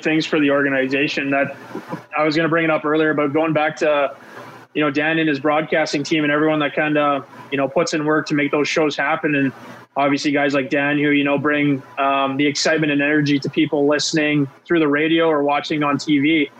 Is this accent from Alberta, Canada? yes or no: no; Brandon, Manitoba, Canada; myself growing up in Brandon